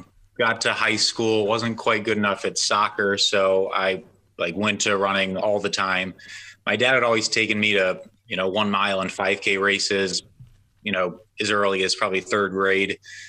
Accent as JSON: {"language": "English", "town": "Baltimore", "region": "Maryland", "country": "United States", "said": "we're from Baltimore."}